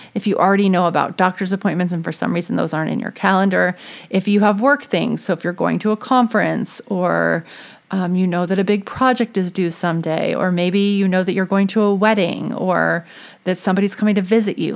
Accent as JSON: {"language": "English", "region": "Louisiana", "country": "United States", "moved": "yes", "lives_now": "New England, United States", "said": "I'm from Louisiana"}